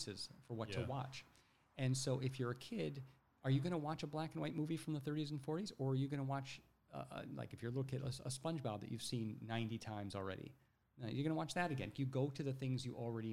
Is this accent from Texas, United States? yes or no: no; Ohio, United States; growing up in Ohio